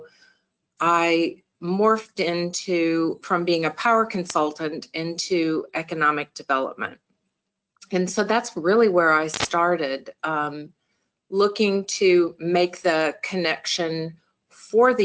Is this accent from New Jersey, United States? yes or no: no; Omaha, Nebraska, United States; moved away as an adult; also born or lived in Houston, Texas / Dallas, Texas; I was raised in Omaha, Nebraska